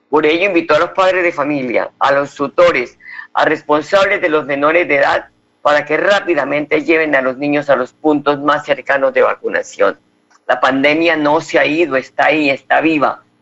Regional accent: Colombia; Pero usted tiene que acercarse a las urnas como buen colombiano para sostener la democracia, porque somos nosotros los que sostenemos la democracia

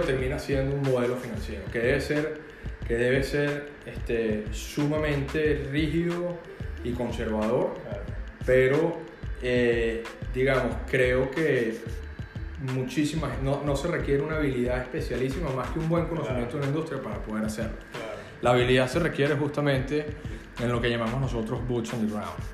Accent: Venezuela; moved away as an adult; now in Miami, United States; soy abogado en Venezuela

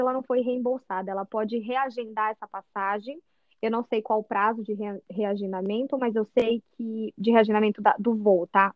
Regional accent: São José dos Campos, São Paulo, Brazil; moved away as an adult; Eu sou de São José dos Campos, interior de São Paulo, Vale do Paraíba

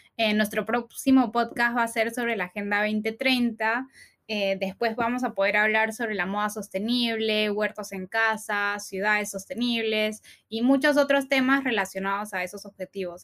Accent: Peru; Somos dos peruanas

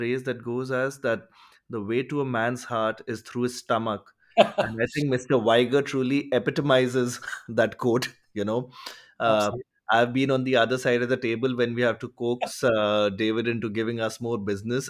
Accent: India; I come from India

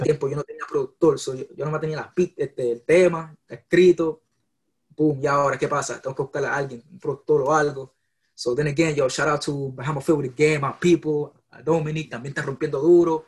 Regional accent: Puerto Rico; also born or lived in San Juan; now in United States; yo nací en Puerto Rico, me crié en Puerto Rico, después vine para acá, para Estados Unidos

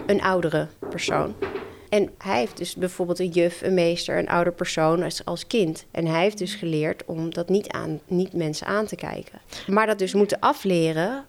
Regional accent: Netherlands; ik ben in de Nederlandse cultuur opgegroeid

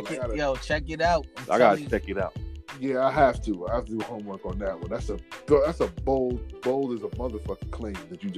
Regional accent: New York, United States; I'm from New York.

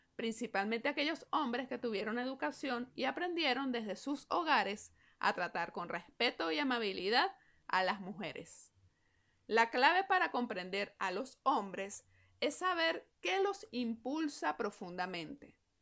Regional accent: Venezuela; me encuentro una vez más aquí en mi país trabajando

